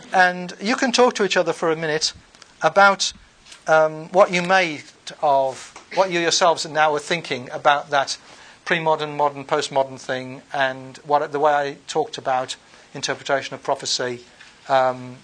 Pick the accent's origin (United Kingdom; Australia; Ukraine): United Kingdom; I'm British.